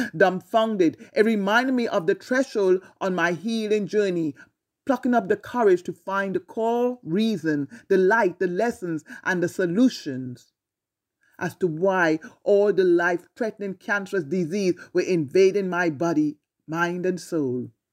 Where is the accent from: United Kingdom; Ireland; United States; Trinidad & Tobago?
Trinidad & Tobago; growing up in Trinidad